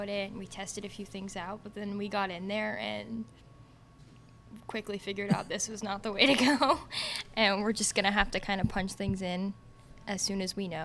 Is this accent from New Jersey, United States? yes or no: yes; Jersey Shore, New Jersey, United States; moved away; I'm from the Jersey Shore